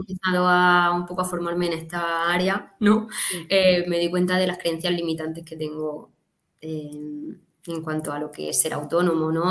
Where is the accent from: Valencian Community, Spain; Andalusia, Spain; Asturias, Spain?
Valencian Community, Spain; Catral; now in Murcia, Spain; me nací, me crié en un pueblo muy pequeñito del sur de la provincia de Alicante, Catral se llama